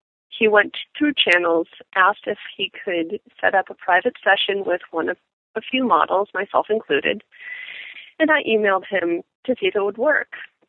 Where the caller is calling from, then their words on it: East Coast, United States; I'm calling from the East Coast.